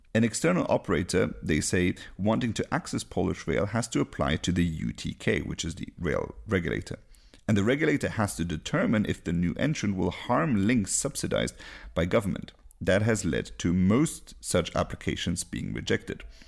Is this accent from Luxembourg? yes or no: yes; Luxembourg; I'm from Luxembourg